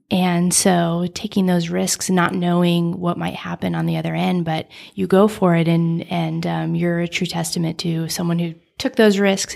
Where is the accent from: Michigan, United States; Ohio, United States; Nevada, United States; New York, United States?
Nevada, United States; I grew up in Nevada, so I'm used to open spaces